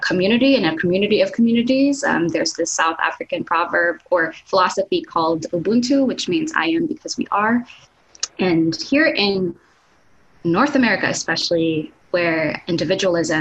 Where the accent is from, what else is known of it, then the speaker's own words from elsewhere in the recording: Los Baños, Calabarzon, Philippines; first language Tagalog; English is a second language; moved away as an adult; now in United States; I grew up in a town called Las Bañas, Laguna, and Laguna is south from Manila